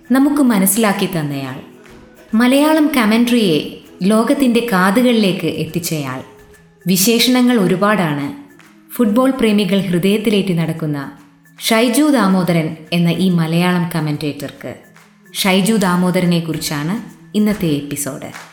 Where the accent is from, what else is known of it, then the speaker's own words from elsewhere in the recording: Ernakulam, Kerala, India; ഞാൻ എറണാകുളത്തുകാരി